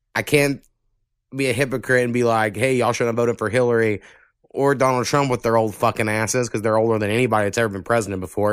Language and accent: English; the South, United States; accent: Southern; I've noticed how, like, Southern we sound